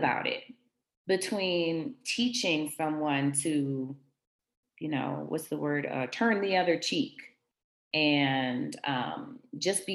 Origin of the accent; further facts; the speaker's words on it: Washington, District of Columbia, United States; The church that I grew up in Washington, D.C., Shiloh Baptist